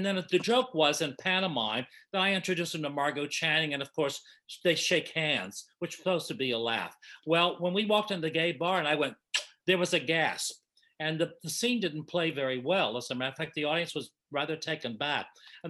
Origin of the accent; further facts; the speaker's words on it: Kentucky, United States; I'm from Kentucky.